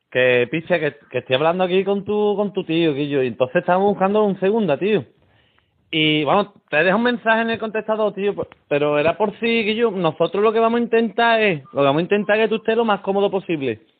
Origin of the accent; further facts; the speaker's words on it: Arcos de la Frontera, Andalusia, Spain; nosotros que estamos haciendo una comparsita, un puñado de guapas, somos de, de, de Arco de la, de la Frontera.